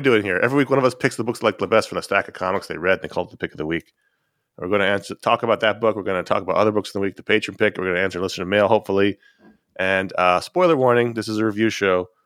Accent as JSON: {"language": "English", "town": "New York City", "region": "New York", "country": "United States", "tie": "born or raised there", "said": "I grew up in Owl Territory"}